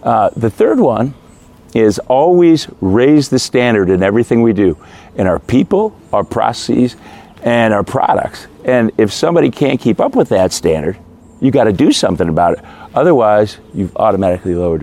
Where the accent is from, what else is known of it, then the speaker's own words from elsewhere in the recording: Midwest, United States; I grew up in the Midwest, great Midwestern values